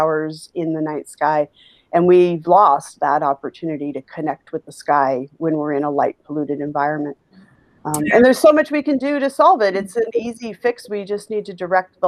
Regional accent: Alaska, United States; now in Chicago, United States; I grew up in Alaska

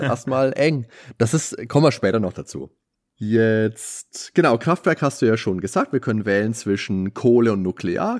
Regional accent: Lower Franconia, Bavaria, Germany; bei uns in Unterfranken, der höchste Berg ist die Dammersfeldkuppe

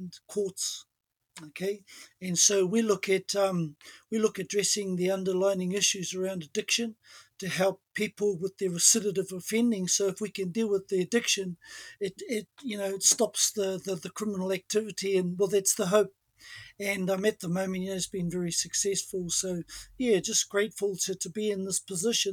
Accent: New Zealand; I'm from Ngāti Tūwhare tō me Ngā Puhi, which is Taupō Lakes and up north.

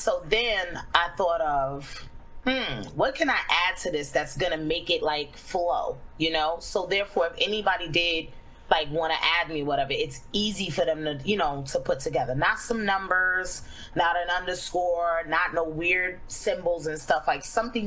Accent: New York City, New York, United States; I grew up in the hood. I grew up in Flatbush, Brooklyn

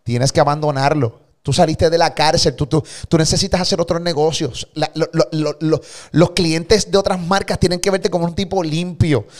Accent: Puerto Rico; Yo soy puertorriqueño, amo mi país. Y por eso vivo aquí

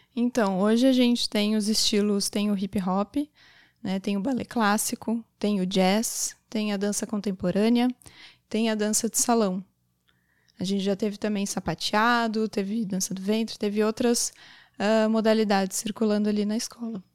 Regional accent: Garopaba, Santa Catarina, Brazil; also born or lived in São Paulo; E aqui é, continuei com a dança aqui em Garopaba também

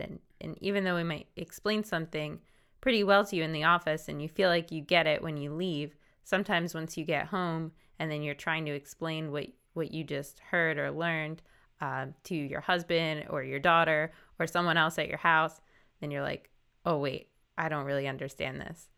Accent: New Jersey, United States; I'm from South Jersey

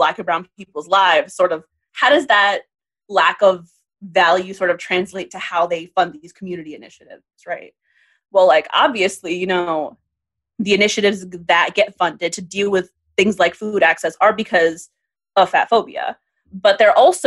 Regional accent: New York City, New York, United States; I grew up in the Bronx at the time that like these farmers markets, things were really happening

